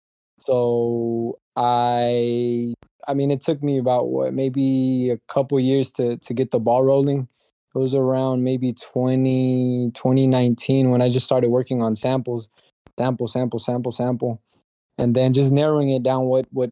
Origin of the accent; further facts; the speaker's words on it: Dallas, Texas, United States; moved away as an adult; now in Los Angeles, United States; I was born and raised in Dallas